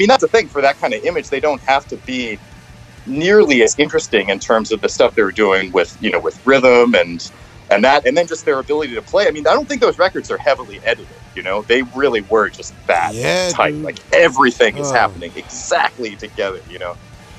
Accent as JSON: {"language": "English", "town": "New York City", "region": "New York", "country": "United States", "said": "obviously like I was like from New York City, you know, like you feel very like oppositional maybe to like that sort of thing"}